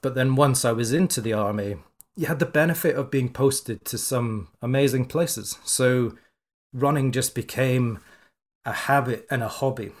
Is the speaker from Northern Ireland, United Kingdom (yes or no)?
no; Scotland, United Kingdom; I'm Scottish